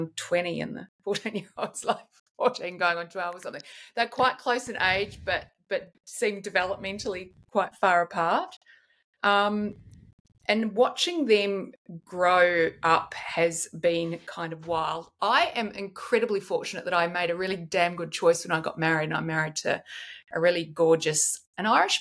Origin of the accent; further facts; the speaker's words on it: New Zealand; now in Sydney, Australia; I grew up in New Zealand